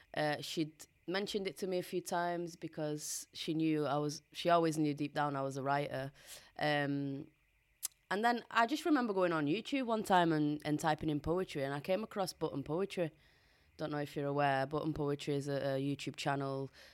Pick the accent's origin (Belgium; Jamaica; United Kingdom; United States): United Kingdom; Bolton, North West England; accent: Boltonian; first language Portuguese; English is a second language; also born or lived in Portugal; growing up here in England as a Portuguese migrant